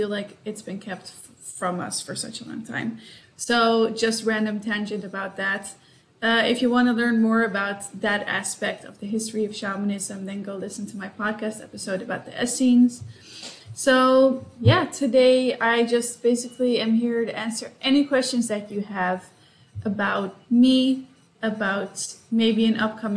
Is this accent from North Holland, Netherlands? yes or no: yes; Amsterdam, North Holland, Netherlands; moved away as an adult; also born or lived in United States / Singapore; now in Sydney, Australia; I'm Dutch as well. So I was born in Amsterdam. I lived in the US and Singapore, and now I live in Sydney